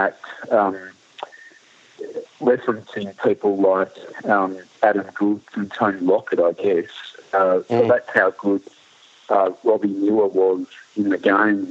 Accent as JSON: {"language": "English", "town": "Ballarat", "region": "Victoria", "country": "Australia", "tie": "born or raised there", "said": "as a boy growing up in Ballarat, and I did grow up in Ballarat."}